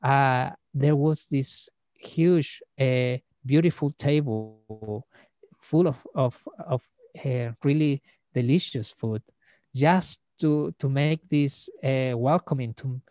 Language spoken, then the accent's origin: English; Iquique, Tarapacá, Chile; moved away as an adult; Like now I'm back to my hometown. I'm back in Iquique